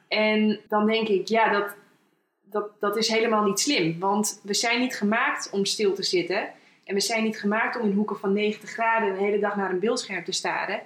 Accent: Friesland, Netherlands; geboren in Friesland

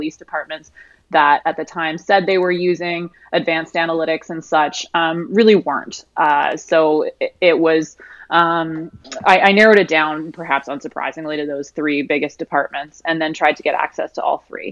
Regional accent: Canada; now in Austin, United States; I'm actually Canadian.

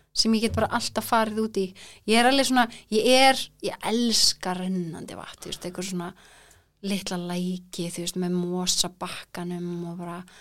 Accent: Kópavogur, Capital Region, Iceland; also born or lived in Florida, United States / Reykjavík; now in Þingvellir, Iceland; svo kemur ég í Kópá þannig ég elst eða upp í Kópá

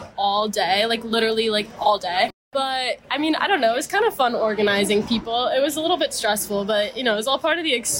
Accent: Palm Beach, Florida, United States; I'm from Palm Beach, Florida

